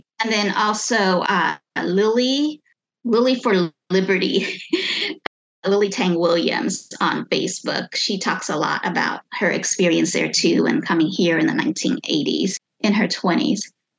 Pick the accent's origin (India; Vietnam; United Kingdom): Vietnam; born there; So technically I'm three quarters Chinese, even though I was born in Vietnam, and I'm a little bit more fluent in Vietnamese and then in Chinese, any of the dialects.